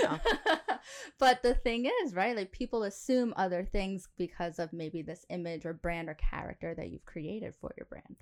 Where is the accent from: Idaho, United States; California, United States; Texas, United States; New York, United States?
New York, United States; moved away as an adult; now in United Arab Emirates; I'm from New York